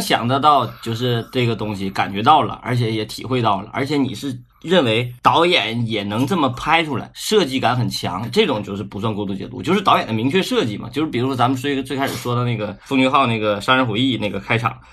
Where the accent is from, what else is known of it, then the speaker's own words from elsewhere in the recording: Northeast China, China; accent: Northeastern; 我们东北话叫游街嘛